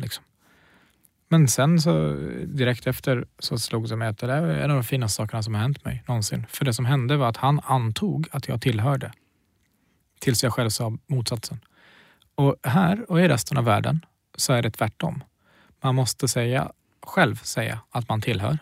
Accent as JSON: {"language": "Swedish", "town": "Knivsta", "region": "Uppsala County", "country": "Sweden", "tie": "born or raised there", "also_born_or_lived": "Kurdistan", "said": "antingen säger jag Knivsta eller så säger jag Kurdistan"}